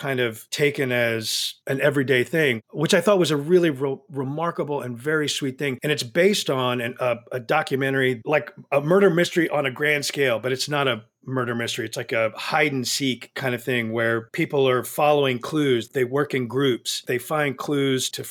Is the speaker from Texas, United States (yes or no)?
yes; Texas, United States; now in Los Angeles, United States; As a Texan